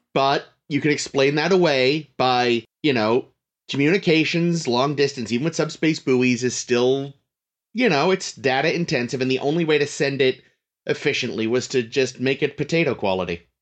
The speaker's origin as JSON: {"language": "English", "region": "Northeast", "country": "United States", "said": "we're from the Northeast"}